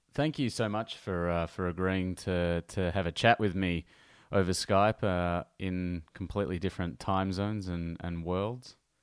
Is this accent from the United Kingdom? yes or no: no; Melbourne, Victoria, Australia; a Melbourne boy